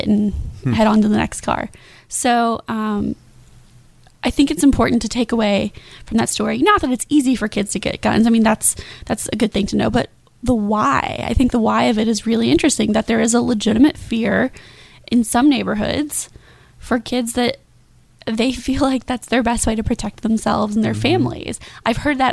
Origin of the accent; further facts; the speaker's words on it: Kentucky, United States; now in Jacksonville, United States; I'm from Kentucky originally